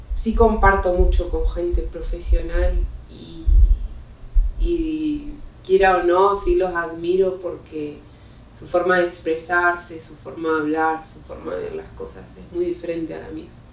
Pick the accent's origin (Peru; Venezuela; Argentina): Argentina; Neuquén; now in Mexico; allá en Neuquén, de donde soy oriunda